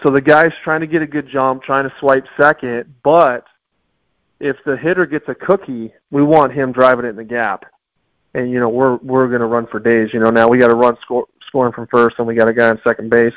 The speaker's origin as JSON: {"language": "English", "town": "Tucson", "region": "Arizona", "country": "United States", "tie": "born or raised there", "said": "I'm born and raised in Tucson, um, large family here"}